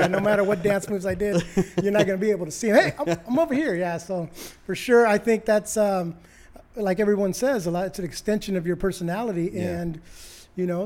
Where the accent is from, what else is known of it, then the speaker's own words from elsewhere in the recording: Long Beach, California, United States; Grew up in Long Beach here. LBC on the west side of Long Beach